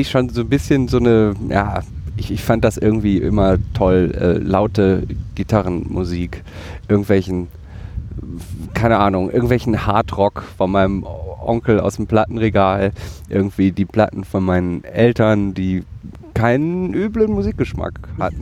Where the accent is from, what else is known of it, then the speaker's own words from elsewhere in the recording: Bottrop, North Rhine-Westphalia, Germany; in meiner Heimatstadt äh, im Ruhrgebiet Bottrop